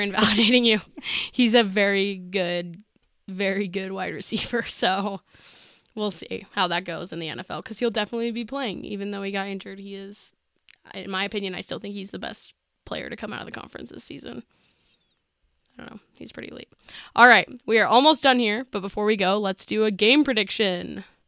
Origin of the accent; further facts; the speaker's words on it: Utah, United States; we're from Utah. We got the family history on lock.